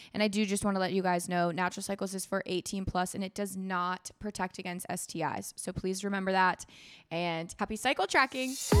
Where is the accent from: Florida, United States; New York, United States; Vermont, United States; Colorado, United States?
Florida, United States; moved away; also born or lived in Minnesota; I was raised in Florida with my mom